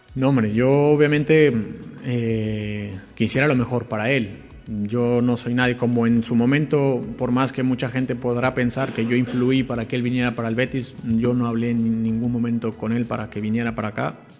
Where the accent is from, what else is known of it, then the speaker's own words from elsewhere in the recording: Mexico; como mexicano